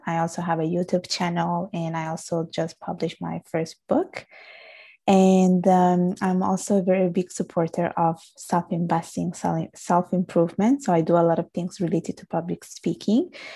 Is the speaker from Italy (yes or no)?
yes; Italy; accent: strong Italian accent; English is a second language; also born or lived in Bangladesh; now in Canada; I was born and raised in Italy. My parents are from Bangladesh